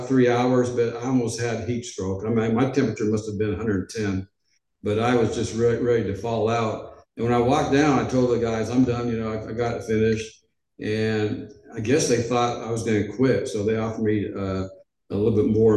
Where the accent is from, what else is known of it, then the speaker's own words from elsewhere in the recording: Edmonds, Washington, United States; moved away as an adult; also born or lived in Portland, Oregon / Los Angeles, California / Memphis, Tennessee; ninth grade, I went to Edmonds Junior High.